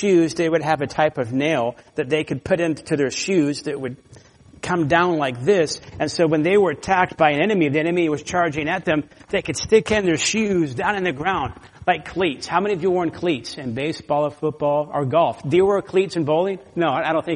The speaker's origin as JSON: {"language": "English", "region": "Florida", "country": "United States", "also_born_or_lived": "California", "moved": "yes", "said": "I'm from Florida"}